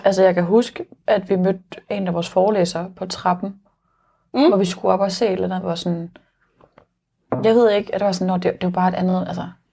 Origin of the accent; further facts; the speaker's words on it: Nykøbing Falster, Zealand, Denmark; now in Copenhagen, Denmark; jeg kommer fra Falster